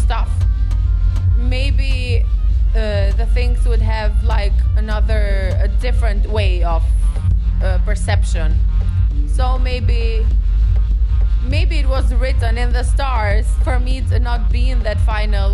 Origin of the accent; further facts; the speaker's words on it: Tirana, Tirana County, Albania; English is a second language; my hometown in Tirana